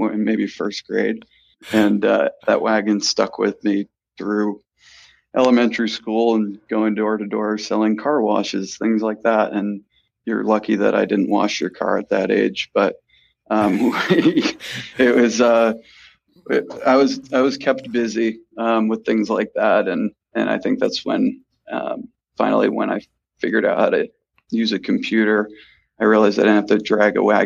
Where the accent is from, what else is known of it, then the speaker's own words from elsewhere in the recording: West Hartford, Connecticut, United States; moved away as an adult; also born or lived in New Hampshire / Boston; I actually grew up in West Hartford, Connecticut